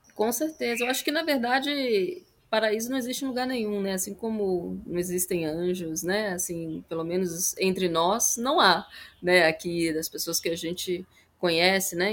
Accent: Brasília, Federal District, Brazil; eu cresci em Brasília, né? Bem na parte urbana da cidade, no plano piloto

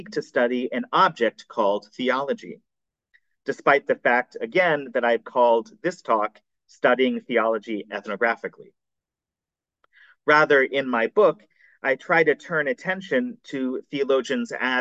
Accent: United States; I was raised in the American Unitarian Church

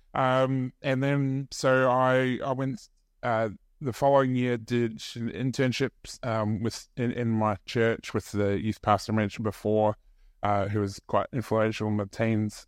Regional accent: New Zealand; moved away; I grew up in New Zealand

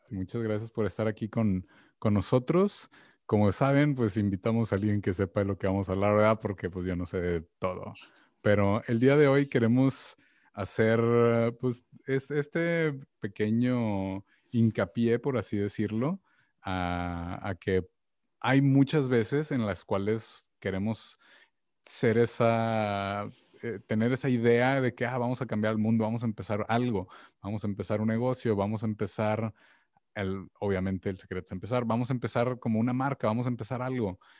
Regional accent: Mexico; como mexicano

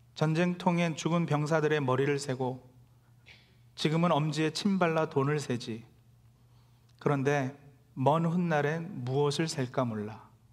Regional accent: South Korea; now in New Jersey, United States; 우리 모두도 태어나고 자란 한국을 떠나 이곳 뉴저지에 정착하기까지

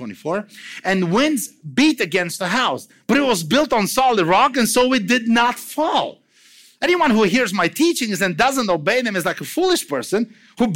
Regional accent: Romania; English is a second language; moved away; I'm from Romania

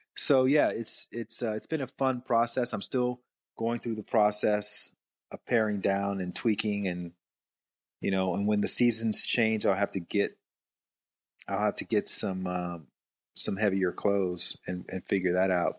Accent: Alabama, United States; now in Atlanta, United States; I actually grew up in Alabama

